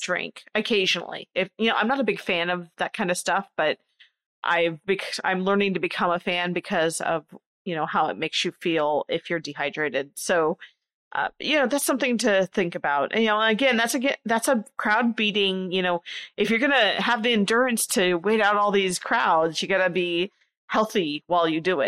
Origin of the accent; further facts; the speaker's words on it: Nebraska, United States; I grew up in a very small area of Nebraska, very rural